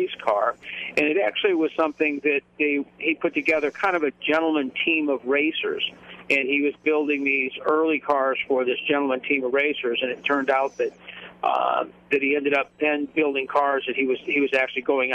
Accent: Indiana, United States; moved away as an adult; also born or lived in Atlanta, Georgia; I grew up in Indiana and went to college up there

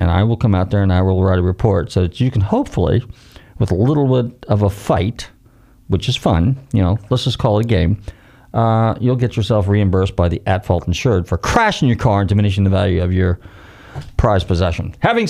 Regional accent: California, United States; now in Florida, United States; I can say that because I came from California

